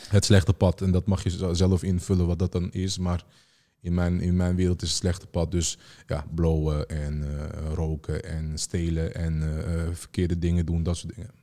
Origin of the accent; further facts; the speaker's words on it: Amsterdam, North Holland, Netherlands; ik ben eigenlijk eh, geboren in Amsterdam Noord.